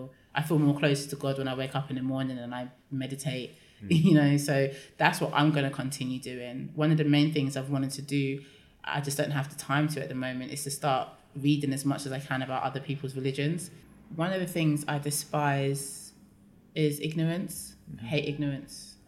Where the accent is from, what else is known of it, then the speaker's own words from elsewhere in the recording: London, United Kingdom; I'm from London